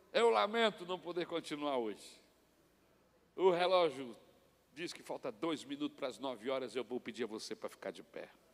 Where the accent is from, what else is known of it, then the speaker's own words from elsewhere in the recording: Brazil; nós brasileiros